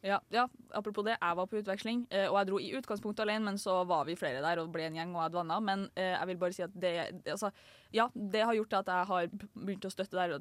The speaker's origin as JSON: {"language": "Norwegian", "town": "Trondheim", "region": "Trøndelag", "country": "Norway", "tie": "born or raised there", "said": "jeg har vært her hele fuckings livet"}